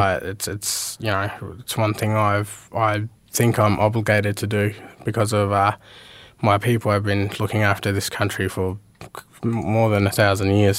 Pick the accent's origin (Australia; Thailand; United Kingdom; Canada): Australia; Meekatharra, Western Australia; moved away; also born or lived in Port Hedland / Mount Magnet; I was I was born in Port Hedland, um, raised in Meekatharra and Mount Magnet, and then I spent, uh, came here and spent about, uh, twelve years or thirteen years here now.